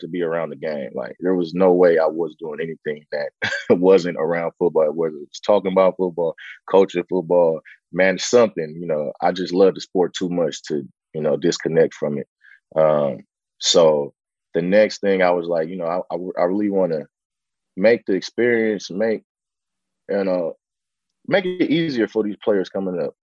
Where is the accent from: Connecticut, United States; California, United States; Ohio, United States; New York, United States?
California, United States; San Francisco; born, raised in Bayview, Hunters Point, you know, in the heart of, you know, the Bayview district in San Francisco